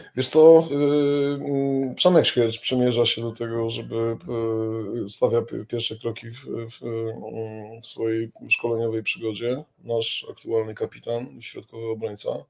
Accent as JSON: {"language": "Polish", "town": "Kraków", "region": "Lesser Poland", "country": "Poland", "tie": "born or raised there", "said": "moje rodzinne miasto Kraków"}